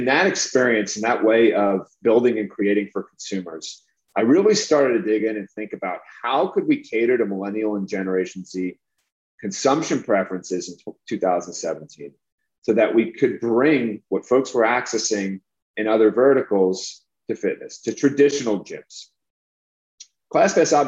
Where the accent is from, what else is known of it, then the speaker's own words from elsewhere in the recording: New York, United States; I'm from New York